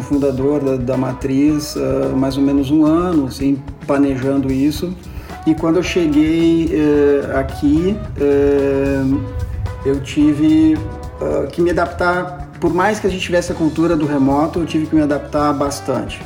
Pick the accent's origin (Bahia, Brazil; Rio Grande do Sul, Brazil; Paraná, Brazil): Rio Grande do Sul, Brazil; Porto Alegre; moved away as an adult; now in Lisbon, Portugal; Eu sou nascido em Porto Alegre e há três anos, três anos e meio, uh, me mudei para Lisboa.